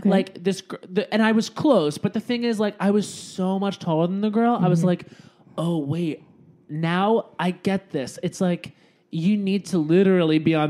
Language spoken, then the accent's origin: English; Islip, New York, United States; I grew up on Long Island